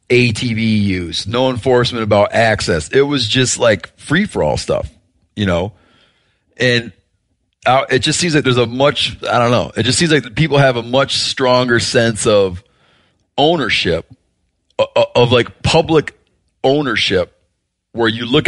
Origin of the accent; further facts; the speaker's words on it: Michigan, United States; like where I grew up in Michigan, there's this idea that sort of like the vestiges of wilderness that we have left in the upper Great Lakes